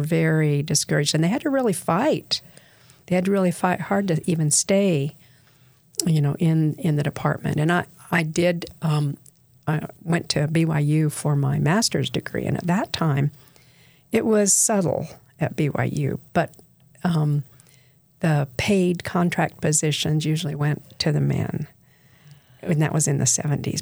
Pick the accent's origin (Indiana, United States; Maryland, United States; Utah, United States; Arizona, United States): Utah, United States; Bountiful; also born or lived in St. George, Utah; I was raised in Bountiful, Utah